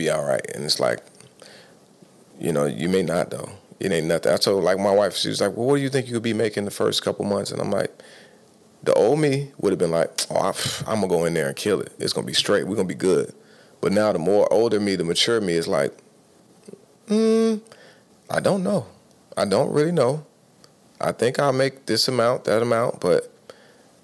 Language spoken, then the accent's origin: English; Chicago, Illinois, United States; moved away as an adult; now in Tampa, United States; If you live here, born and raised in Chicago